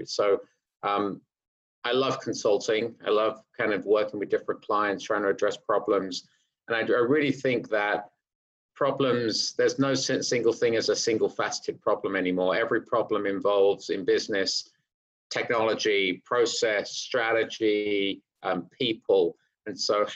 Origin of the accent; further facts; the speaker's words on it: United Kingdom; accent: British; moved away as an adult; also born or lived in London / Hertfordshire; now in New York City, United States; growing up in North London in some humble areas, and we moved out to the suburbs where the schools were better. We moved out in Hertfordshire